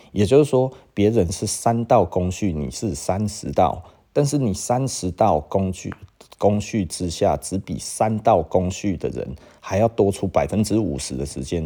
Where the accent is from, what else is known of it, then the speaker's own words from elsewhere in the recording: Taiwan; 我们台湾人的这种台湾牛的个性